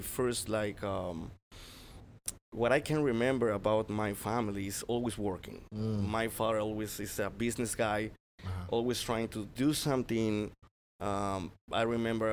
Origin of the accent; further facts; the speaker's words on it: Tijuana, Baja California, Mexico; I'm from Tijuana, Mexico